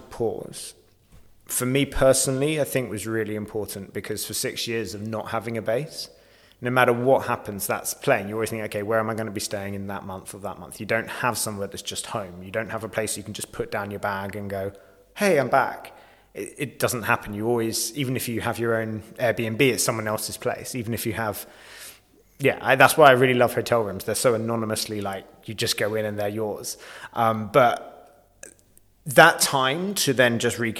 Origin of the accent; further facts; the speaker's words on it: United Kingdom; moved away as an adult; also born or lived in London; as a British man, as a British white man